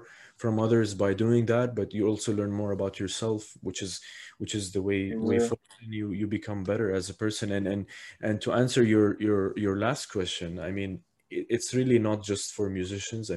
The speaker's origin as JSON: {"language": "English", "region": "Abu Dhabi", "country": "United Arab Emirates", "tie": "born or raised there", "said": "I was born and raised here in Abu Dhabi"}